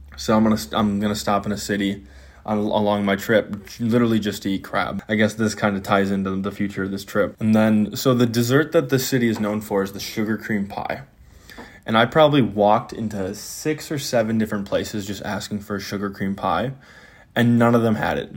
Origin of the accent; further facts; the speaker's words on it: Green Bay, Wisconsin, United States; I'm from Green Bay, Wisconsin